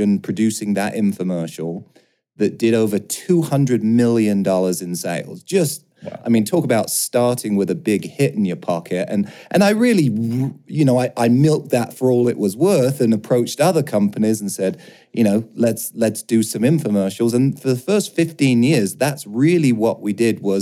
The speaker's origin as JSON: {"language": "English", "region": "London", "country": "United Kingdom", "tie": "born or raised there", "moved": "yes", "said": "I grew up in London. As you might be able to hear, I sound a little bit different"}